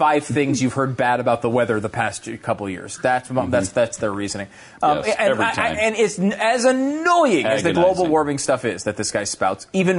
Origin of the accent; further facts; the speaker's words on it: Connecticut, United States; I grew up in Connecticut. Okay, nobody had any guns there. I didn't know. I mean, again, at least in my circles, and I did not live in a city, but I lived in rural Connecticut, not in a farming community, but like a suburban town.